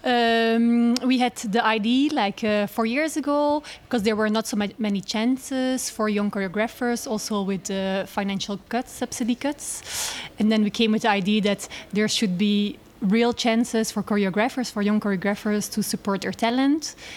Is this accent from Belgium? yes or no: yes; Belgium; now in Netherlands; I'm born in Belgium.